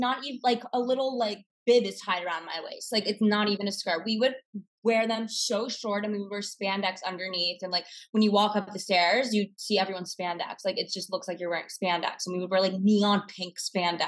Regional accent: Westchester, New York, United States; now in New York City, United States; I'm from Westchester. So right outside the city. Yeah. And I've lived there my whole life

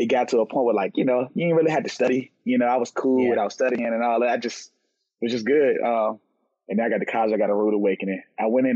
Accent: Richmond, Virginia, United States; I'm from Richmond, Virginia.

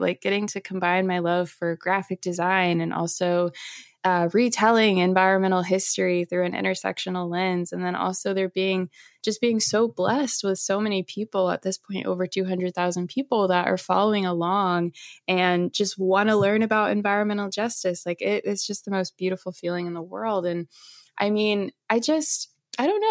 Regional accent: St. Louis, Missouri, United States; moved away as an adult; also born or lived in California; I'm from St. Louis, Missouri.

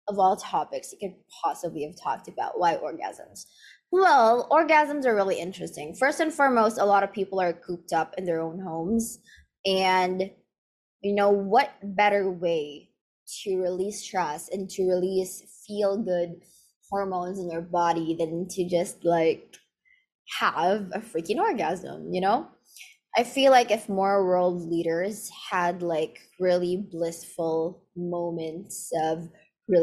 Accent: Philippines; So I grew up in the Philippines, and here in the Philippines

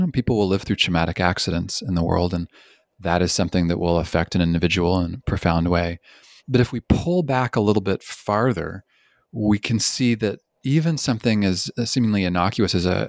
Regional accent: Canada; also born or lived in British Columbia; I'm originally from Canada, and I spent 10 years in British Columbia.

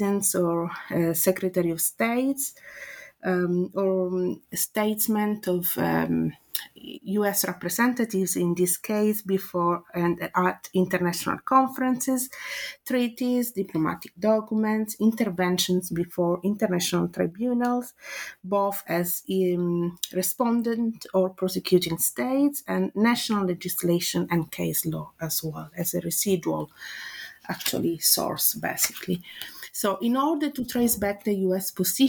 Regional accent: Italy; accent: Italian; English is a second language; now in London, United Kingdom; So as you can guess from my accent, I'm Italian. But I've been teaching and researching as senior lecturer in law at Middlesex University, London, for the last 8 years.

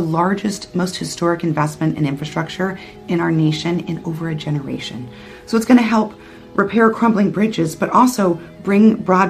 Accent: Tucson, Arizona, United States; Folks know I was born and raised in Tucson

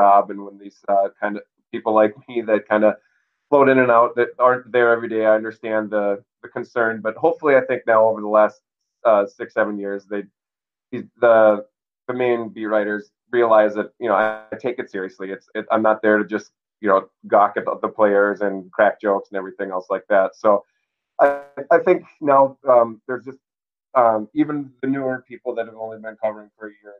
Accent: Minnesota, United States; born and raised in Minnesota

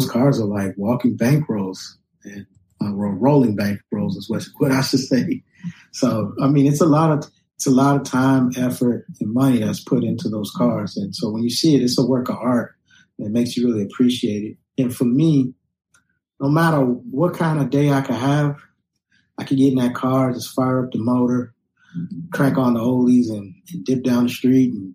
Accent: Los Angeles, California, United States; When I was a kid growing up in Los Angeles

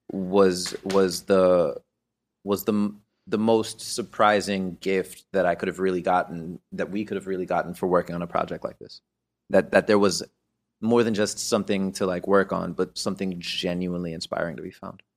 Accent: Miami, Florida, United States; moved away; we grew up in Miami

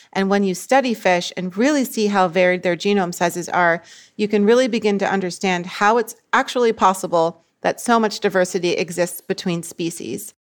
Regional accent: Boston, Massachusetts, United States; moved away as an adult; now in Bocas del Toro, Panama; I'm originally from Boston, Massachusetts, and I live and work abroad in Panama

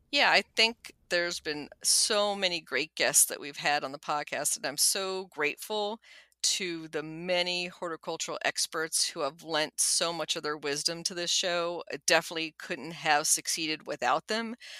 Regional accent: Washington, District of Columbia, United States; also born or lived in Nuremberg, Germany / College Park, Maryland; We came to the United States when I was a preschooler, where I quickly learned English, and my only sibling, a younger brother, was born at Fort Belvoir in Fairfax County, Virginia. And we mainly stayed in the D C area ever since

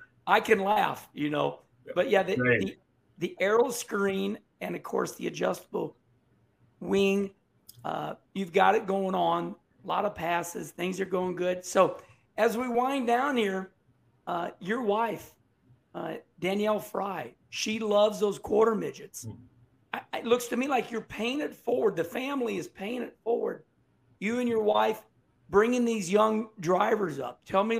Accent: St. Louis, Missouri, United States; also born or lived in Concord, North Carolina; I'm from St. Louis, Missouri. Missouri's a big deal to me.

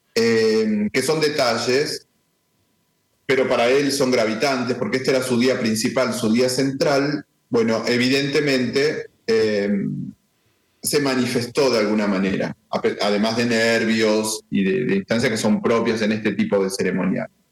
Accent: Argentina; yo soy argentino

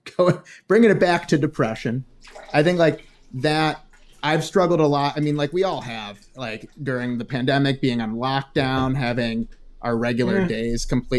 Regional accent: Ohio, United States; also born or lived in Chicago; like growing up in the Midwest, it's the same thing. Like before my family became upper middle class in Chicago, living in Ohio and just being regular middle class, being in a rural place

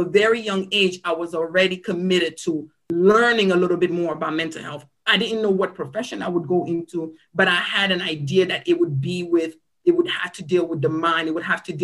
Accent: Cameroon; also born or lived in Silver Spring, Maryland, United States; now in United States; I am originally from Cameroon, Africa. I came to the United States and settled in the Silver Spring-Tacoma Park area about 1997. I moved here with my parents

